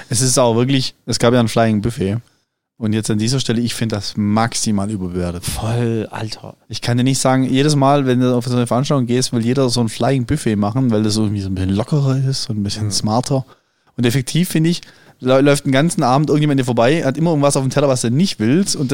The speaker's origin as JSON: {"language": "German", "region": "Baden-Württemberg", "country": "Germany", "said": "Als Schwabe ist jedes Bier, das du nicht bezahlen musst, ein gutes Bier."}